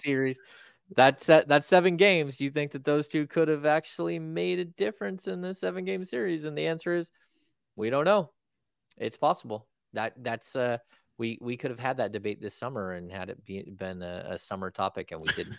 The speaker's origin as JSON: {"language": "English", "town": "Grass Valley", "region": "California", "country": "United States", "tie": "born or raised there", "said": "I grew up in Grass Valley, Bell Hill, Hennessy, Lyman Gilmore, Nevada Union"}